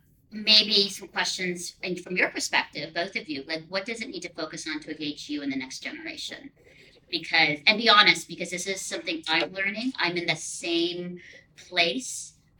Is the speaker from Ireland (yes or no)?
no; Philippines; also born or lived in Singapore; When I grew up in the Philippines and Singapore